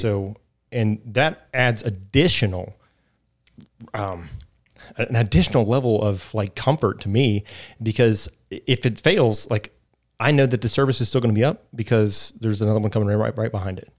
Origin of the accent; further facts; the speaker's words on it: Fairmont, West Virginia, United States; moved away as an adult; also born or lived in Atlanta; I'm from West Virginia originally. I grew up in Fairmont, and, uh, so I'm a native here.